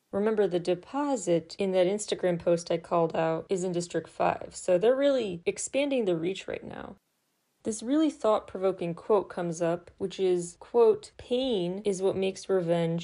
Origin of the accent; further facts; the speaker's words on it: Illinois, United States; my home state of Illinois